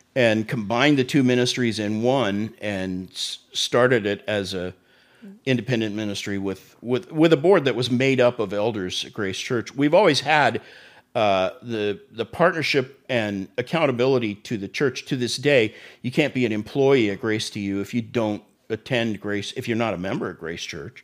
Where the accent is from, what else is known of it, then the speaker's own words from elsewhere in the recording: Tulsa, Oklahoma, United States; moved away as an adult; also born or lived in Florida; Tulsa, my hometown